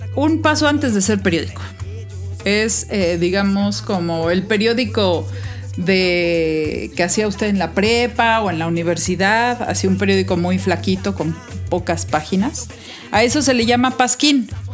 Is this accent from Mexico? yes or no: yes; Mexico; a mí me gusta ser mexicana, me gusta mi país